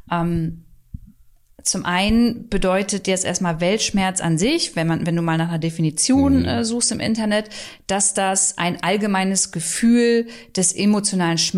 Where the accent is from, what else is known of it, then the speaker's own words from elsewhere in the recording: Braunschweig, Lower Saxony, Germany; weil also meine Heimat ist ja Braunschweig